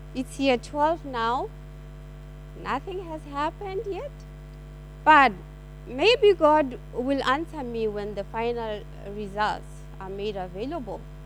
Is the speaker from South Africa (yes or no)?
yes; South Africa; now in Perth, Australia; I am from South Africa